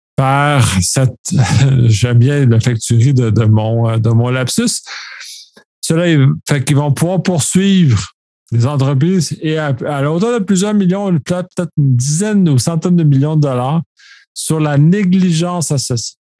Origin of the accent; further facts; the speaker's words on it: Quebec, Canada; en tant que Québécois